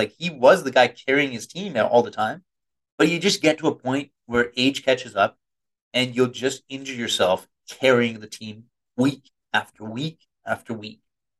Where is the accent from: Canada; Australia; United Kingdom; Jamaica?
Canada; 2 hours outside of Seattle, British Columbia; You know, I grew up 2 hours outside of Seattle, which is a very misleading statement because I was in a different country